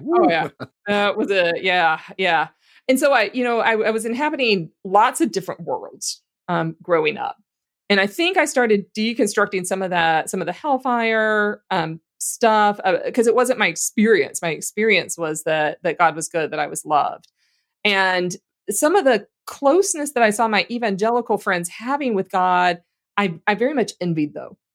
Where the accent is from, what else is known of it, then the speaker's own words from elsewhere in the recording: Louisiana, United States; I grew up in Louisiana